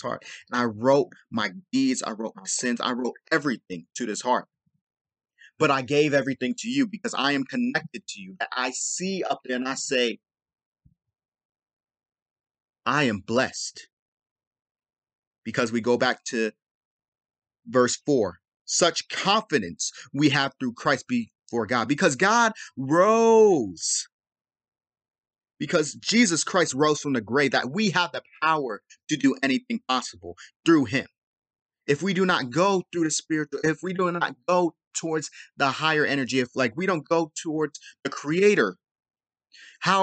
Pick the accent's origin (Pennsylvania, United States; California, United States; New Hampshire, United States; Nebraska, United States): California, United States; Los Angeles; I'm from South Central